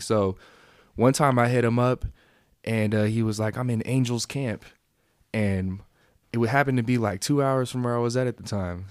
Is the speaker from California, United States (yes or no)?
yes; East Bay, California, United States; moved away as an adult; also born or lived in San Jose, California; now in Reno, United States; I grew up out in the East Bay.